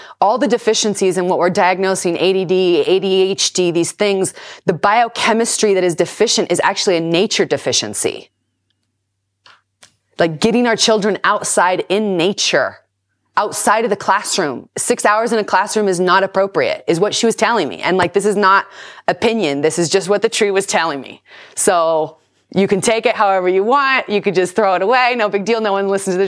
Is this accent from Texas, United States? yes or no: no; Southern California, United States; I was born and raised here in Southern California.